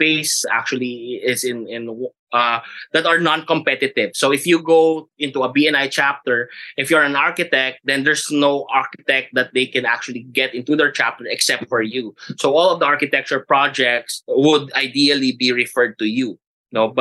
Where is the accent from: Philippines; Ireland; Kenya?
Philippines; Cebu, Central Visayas; also born or lived in Manila; I lived 12 years in Manila and then I grew up in Cebu